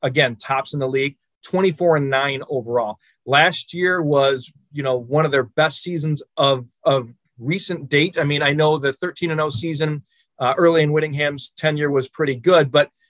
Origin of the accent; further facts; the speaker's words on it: Detroit, Michigan, United States; my hometown Detroit Lions